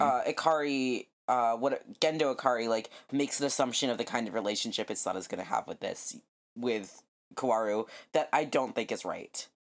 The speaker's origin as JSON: {"language": "English", "region": "New Mexico", "country": "United States", "tie": "born or raised there", "said": "I grew up in New Mexico"}